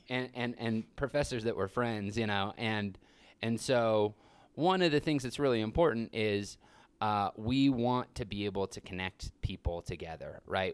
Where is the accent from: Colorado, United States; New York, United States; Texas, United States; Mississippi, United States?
Colorado, United States; Grand Junction; now in Telluride, United States; I grew up in Grand Junction.